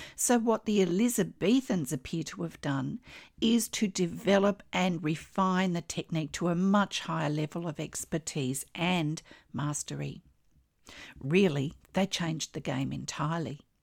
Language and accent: English; Australia; I'm an Australian textile artist